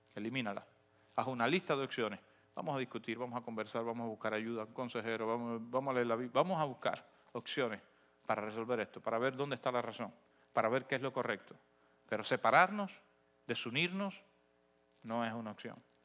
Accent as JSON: {"language": "Spanish", "country": "Cuba", "moved": "yes", "said": "No porque dejé de ser cubano, no porque renuncié a mi identidad"}